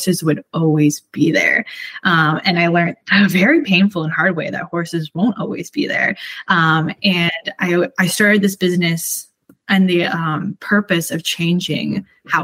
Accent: Canada; I'm Canadian

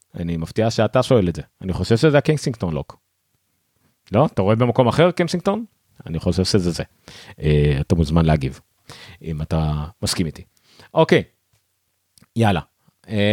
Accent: Ramla, Central District, Israel; אני באתי מרמלה

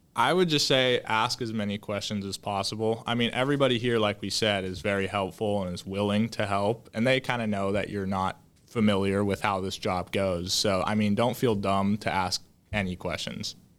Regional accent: Woodinville, Washington, United States; I grew up in Woodenville. I still live there currently

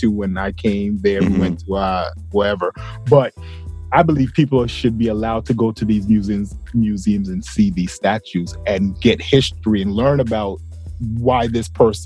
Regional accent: the South, United States; I grew up in the South

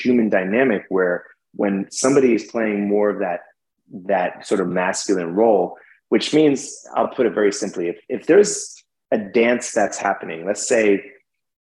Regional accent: New York City, New York, United States; I'm from New York City.

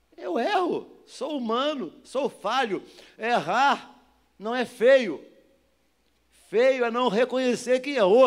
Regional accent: Duque de Caxias, Rio de Janeiro, Brazil; moved away; eu sou nascido e criado em Duque de Caxias, no Jardim Metrópolis. Jardim Metrópolis, São João de Meriti. Depois vim para cá.

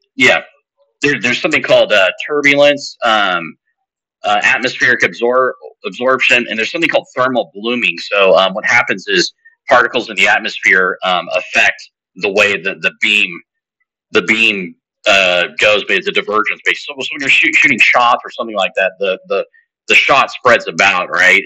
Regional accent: Northern California, United States; I'm from Northern California

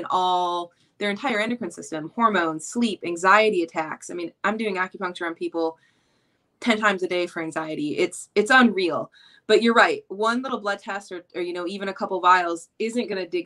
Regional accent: Flint, Michigan, United States; moved away; I'm originally from Flint, Michigan.

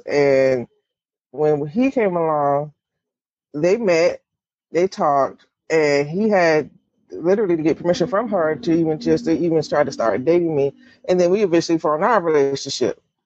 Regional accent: the South, United States; I grew up in the South Baptist

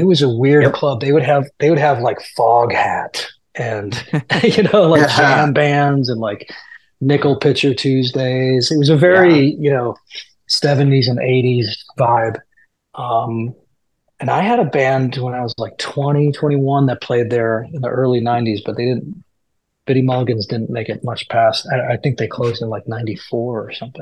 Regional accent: Evanston, Illinois, United States; also born or lived in Chicago; my parents moved to Evanston, so that would be seventy three

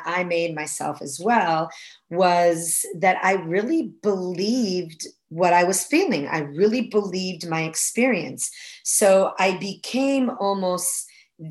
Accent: Florence, Tuscany, Italy; moved away as an adult; now in United States; I was born and raised in Florence, Italy

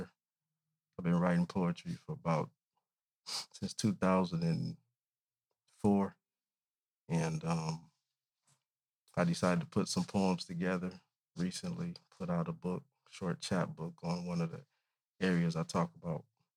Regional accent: Flint, Michigan, United States; moved away as an adult; now in Detroit, United States; I grew up all over Flint

